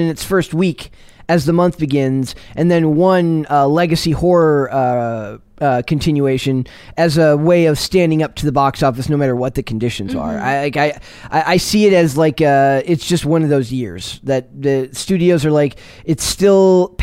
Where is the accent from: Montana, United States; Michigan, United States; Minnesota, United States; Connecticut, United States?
Minnesota, United States; moved away as an adult; now in East Coast, United States; my job as a lifelong Minnesota resident